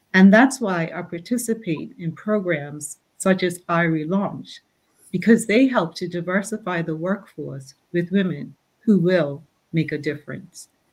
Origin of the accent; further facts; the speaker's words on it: Bermuda; Growing up in Bermuda